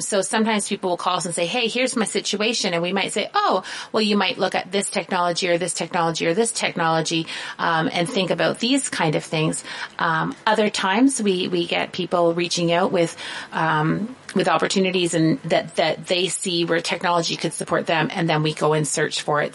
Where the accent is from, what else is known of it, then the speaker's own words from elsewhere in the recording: southern Ontario, Canada; I come from a very small town in southern Ontario. We still don't have a traffic light. That's how small we are